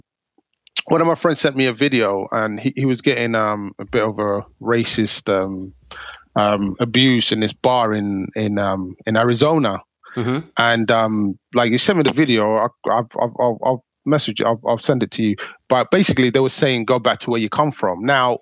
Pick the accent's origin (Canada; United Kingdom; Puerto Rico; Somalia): Somalia; English is a second language; Like when I came from Somalia, because my mum, she's from the Ethiopia side, a place called Gondar.